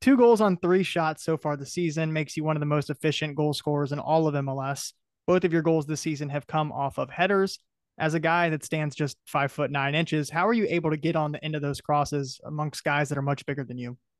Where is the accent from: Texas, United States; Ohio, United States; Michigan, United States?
Ohio, United States; Reynoldsburg; I grew up in Ohio as well, um, was like Reynoldsburg Youth Baseball, just outside of Columbus